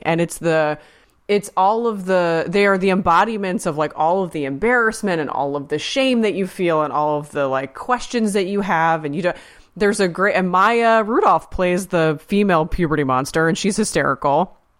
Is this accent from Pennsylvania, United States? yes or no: yes; Pennsylvania, United States; I'm from Pennsylvania